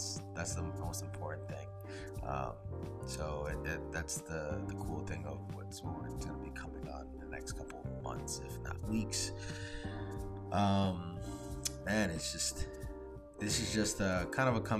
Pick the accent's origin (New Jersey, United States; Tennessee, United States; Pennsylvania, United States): New Jersey, United States; also born or lived in Florida; I was from Jersey because of my accent